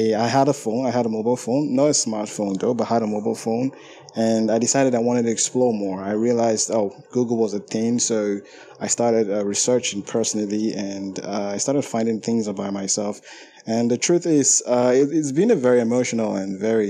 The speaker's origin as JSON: {"language": "English", "country": "Nigeria", "said": "I'm from Nigeria"}